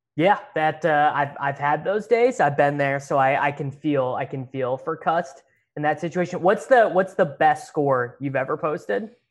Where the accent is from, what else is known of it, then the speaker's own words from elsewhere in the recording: Kansas, United States; I grew up playing in Kansas